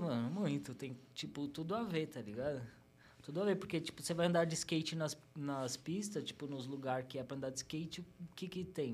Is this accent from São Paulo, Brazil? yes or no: yes; São Paulo, Brazil; eu nasci no Hospital Zona Leste, nascido e criado lá na Vila Formosa, Vila em Formosa. São Paulo, né, Zona Leste